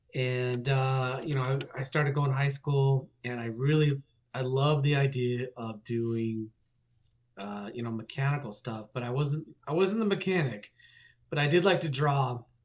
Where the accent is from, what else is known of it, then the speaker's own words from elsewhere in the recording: Salt Lake City, Utah, United States; moved away as an adult; also born or lived in Phoenix, Arizona; I grew up in Utah